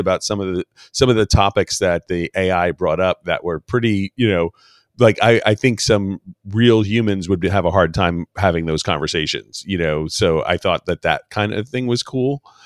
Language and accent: English; New York City, New York, United States; moved away as an adult; I grew up in New York City and spent all my, most of my life there